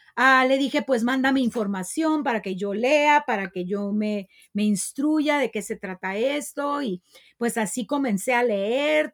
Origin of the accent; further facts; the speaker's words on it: Tijuana, Baja California, Mexico; En Tijuana tenemos una de las zonas de tolerancia más grandes